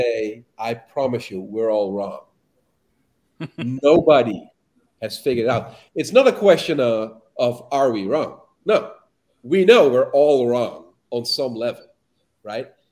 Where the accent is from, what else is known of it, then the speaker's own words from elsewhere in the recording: Amsterdam, North Holland, Netherlands; moved away; I'm from Amsterdam. I'm from the Netherlands